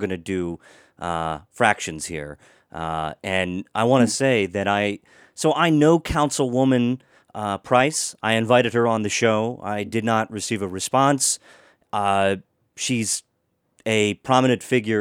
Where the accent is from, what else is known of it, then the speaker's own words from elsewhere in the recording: Washington County, Maryland, United States; I grew up in Washington County